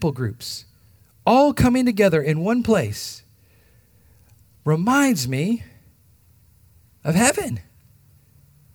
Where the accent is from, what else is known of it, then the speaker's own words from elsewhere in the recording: United States; Not through my American lens. Not through what I think and I've grown up